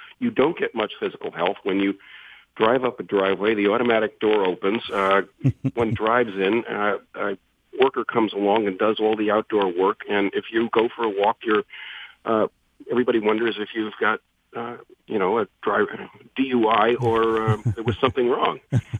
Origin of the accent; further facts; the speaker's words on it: Newark, New Jersey, United States; I grew up in Newark in Jersey City, where These were tough towns, probably a lot like certain parts of Detroit.